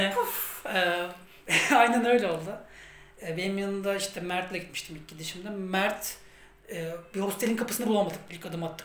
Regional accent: Turkey; ben Türk'üm

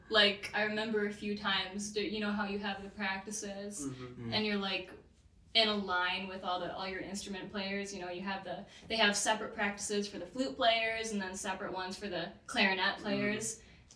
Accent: Westmoreland, New York, United States; I'm from Westmoreland, so about 45 minutes away from here

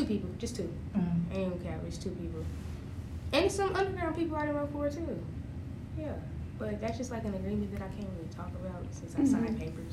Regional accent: Kansas City, Missouri, United States; I'm from Kansas City, Missouri

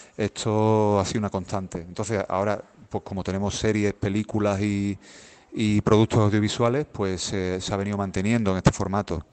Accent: Seville, Andalusia, Spain; la ciudad de donde yo de donde yo soy, donde yo vivo

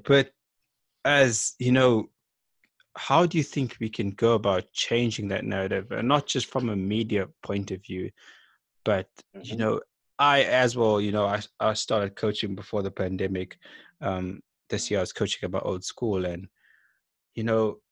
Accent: King William's Town, Eastern Cape, South Africa; I grew up in King William's Town

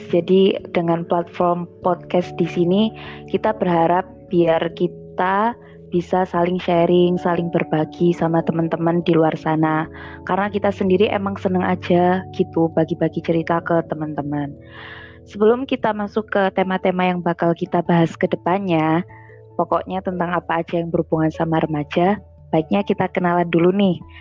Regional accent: Pasuruan, East Java, Indonesia; soalnya kita asli dari Pasuruan, kota kecil di Jawa Timur.

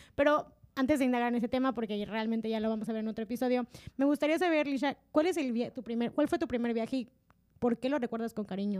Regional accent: Mexico; los mexicanos

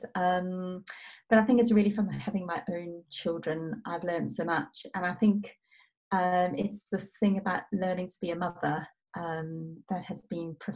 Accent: South Africa; moved away; I'm originally South African

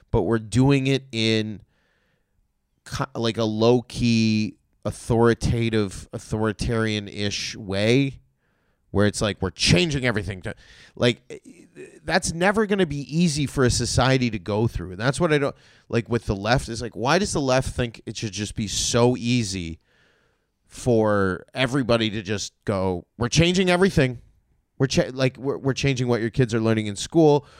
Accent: Toronto, Ontario, Canada; I'm from Toronto. We have homeless people, too

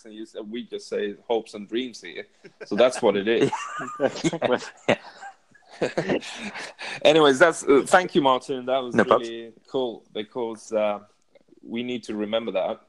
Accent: Sweden; I'm from Sweden

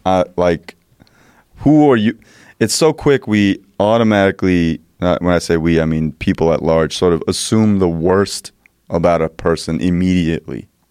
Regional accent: New Jersey, United States; I'm from Jersey

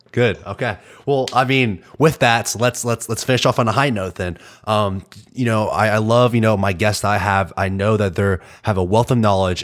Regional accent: Arkansas, United States; I'm from Arkansas.

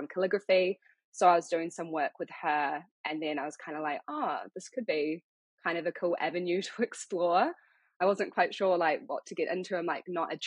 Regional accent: Auckland, New Zealand; also born or lived in London; I am born and bred in Tamaki Makaurau, Auckland. So I've kind of been here my whole life.

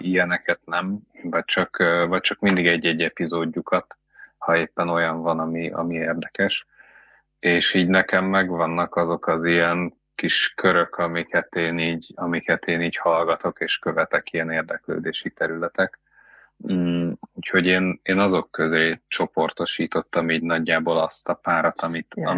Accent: Veszprém, Veszprém County, Hungary; nem tagadjuk, hogy mi Veszprémiek vagyunk

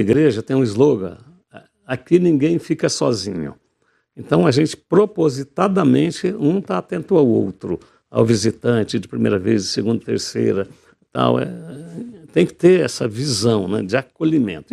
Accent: Jaguapitã, Paraná, Brazil; Eu nasci em Jaguapitã, ali perto de Maringá, na zona rural

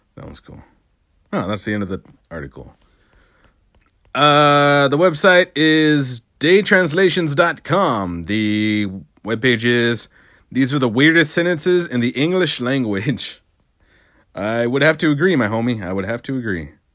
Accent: Ozona, Texas, United States; moved away; my hometown of Oz City, U S A. By the way, it's Ozona, not Arizona

